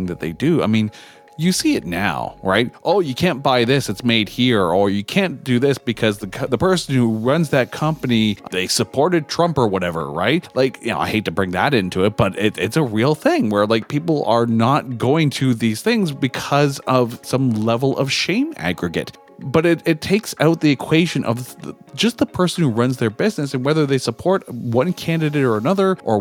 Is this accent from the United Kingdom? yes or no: no; Canada; I'm Canadian